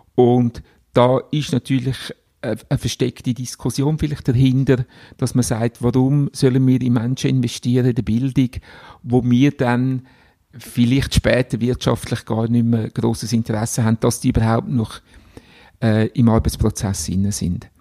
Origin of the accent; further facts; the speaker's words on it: Glarnerland, Glarus, Switzerland; also born or lived in Unterägeri; wieder zurück ins Glanerland, wo ich aufgewachsen bin